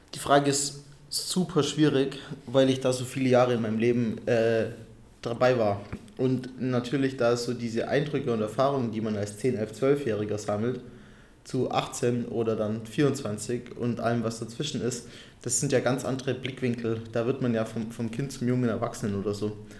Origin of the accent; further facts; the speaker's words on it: Allgäu / Unterallgäu, Bavaria, Germany; moved away; meine Heimatregion